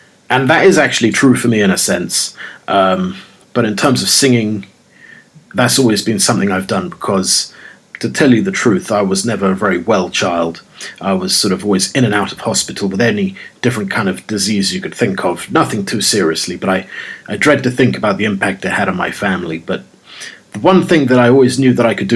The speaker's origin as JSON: {"language": "English", "region": "London", "country": "United Kingdom", "tie": "born or raised there", "said": "the original Londoner"}